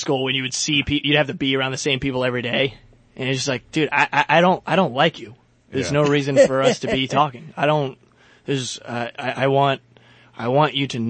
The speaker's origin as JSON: {"language": "English", "region": "the South", "country": "United States", "moved": "yes", "said": "I'm from the South."}